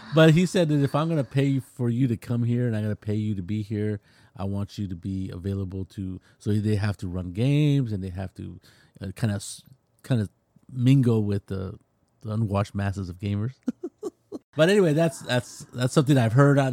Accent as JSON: {"language": "English", "region": "California", "country": "United States", "said": "I'm from California"}